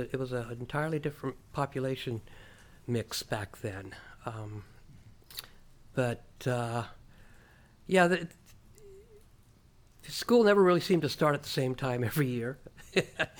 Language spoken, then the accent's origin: English; Calistoga, California, United States; also born or lived in San Luis Obispo, California / Los Angeles, California; I was raised in that house